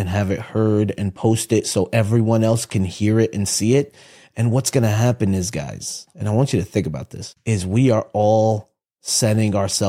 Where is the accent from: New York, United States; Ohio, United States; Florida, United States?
New York, United States; Utica; Upstate. I'm from Utica.